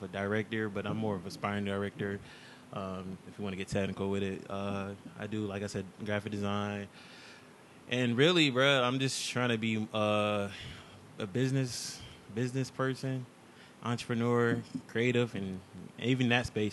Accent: LaGrange, North Carolina, United States; also born or lived in Los Angeles, California; now in Raleigh, United States; I was raised in LaGrange, North Carolina, went to school out there.

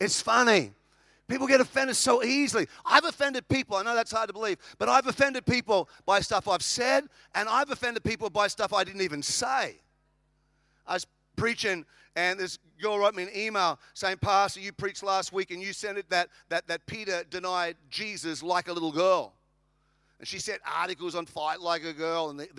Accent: Australia; now in United States; I'm an Australian. I live in America.

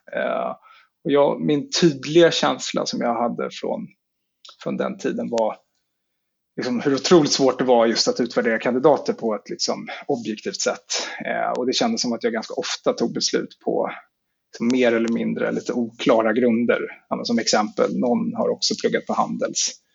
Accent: Stockholm, Stockholm County, Sweden; jag är född och uppvuxen i Stockholm

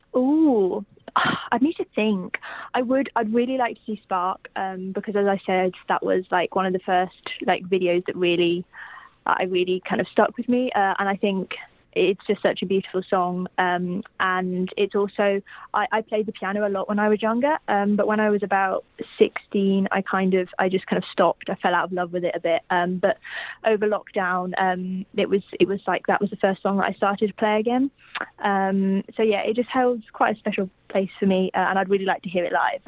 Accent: United Kingdom; I was born in Great Britain

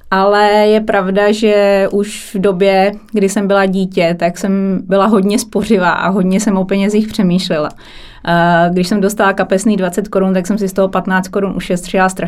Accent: Kralupy nad Vltavou, Central Bohemian Region, Czechia; já jsem z Kralup, Kralupy nad Vltavou, mm-hmm. to mhm. mě, m, menší město. Na severu je tam rafinérie, to je asi nejznámější průmyslové město.

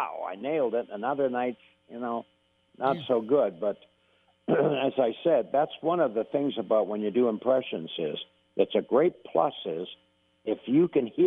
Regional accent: Canada; I'm a Canadian

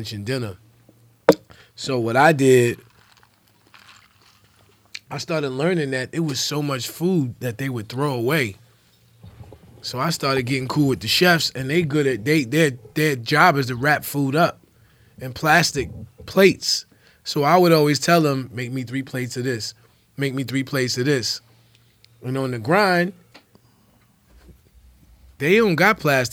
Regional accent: New York City, New York, United States; now in Chicago, United States; I'm from New York City

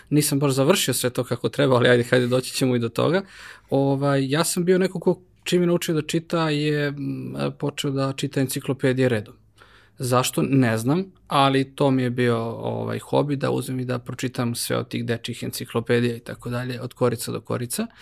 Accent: Kragujevac, Šumadija, Serbia; ja kao Kragujevčanin

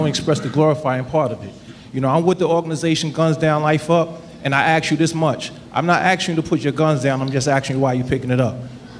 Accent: New York City, New York, United States; born and raised in Brooklyn, New York.

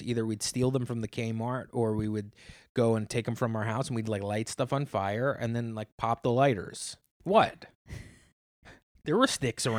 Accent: the South, United States; Yes, we do. I grew up in the South.

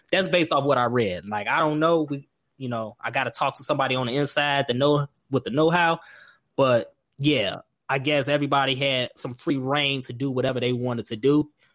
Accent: Markham, Illinois, United States; Growing up in Markham

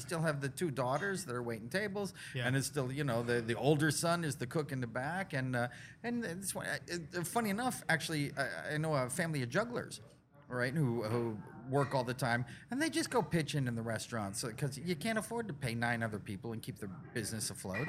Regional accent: Detroit, Michigan, United States; now in Cayman Islands; I'm from Detroit.

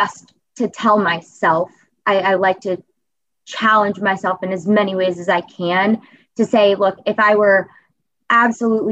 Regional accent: Cincinnati, Ohio, United States; ultimately brought me back to Cincinnati. Because as I was away from Cincinnati, in college especially, it was the first time that I missed a Bengals home game

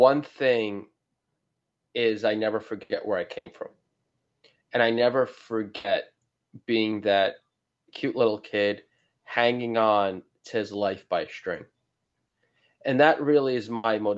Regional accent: New York, United States; I'm from New York

